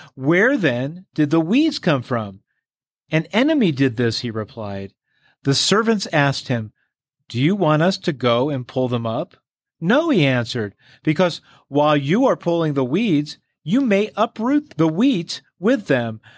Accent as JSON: {"language": "English", "area": "Long Island", "region": "New York", "country": "United States", "tie": "born or raised there", "said": "where I grew up in Long Island, New York"}